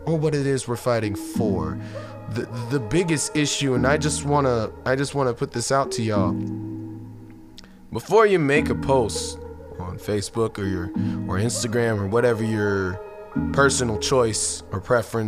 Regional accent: United States; We as Americans

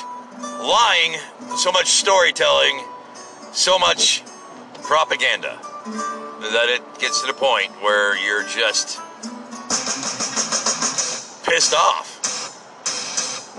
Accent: United States; I'm an American

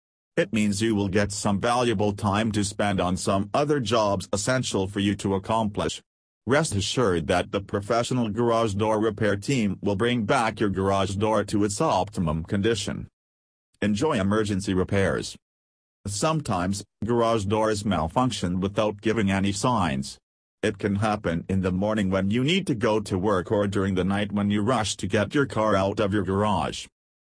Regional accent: Rockville, Maryland, United States; from Rockville, Maryland and USA.

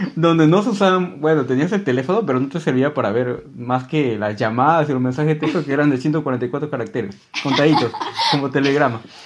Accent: Peru; yo soy peruano

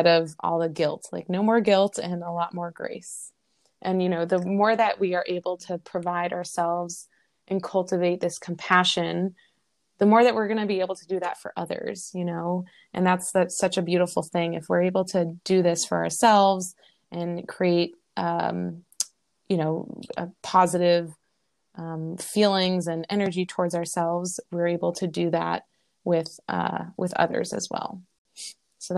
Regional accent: Boston, Massachusetts, United States; moved away as an adult; also born or lived in Long Beach, California; now in Hawaii, United States; I was born and raised in Boston, or outside of Boston

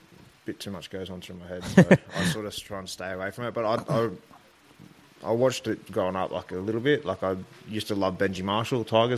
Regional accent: Cessnock, New South Wales, Australia; also born or lived in Maitland, New South Wales; I was born in Maitland Hospital, but yeah, I grew up at Corribyrnong, just out of Cessnock here. So, yeah, it's not too bad. I grew up around the country, sort of.

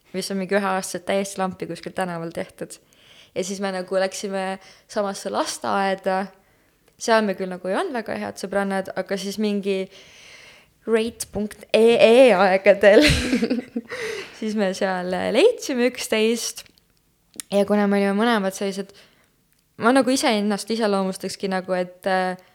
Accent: Tartu, Tartu County, Estonia; moved away as an adult; now in Tallinn, Estonia; ma olen äh, Tartust pärit, see vist juba sai mainimist või ei saanud, ma ei mäletagi juba enam. Äh, jah, põlistartlane

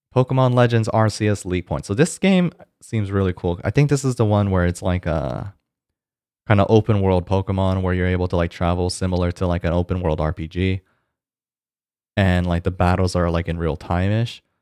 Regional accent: Georgia, United States; Georgia, uh, my home state

